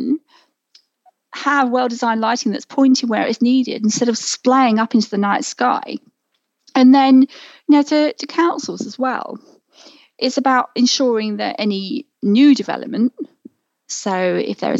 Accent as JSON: {"language": "English", "area": "near Heathrow Airport", "region": "edge of London", "country": "United Kingdom", "tie": "born or raised there", "said": "I grew up near Heathrow Airport. So, you know, the edge of London"}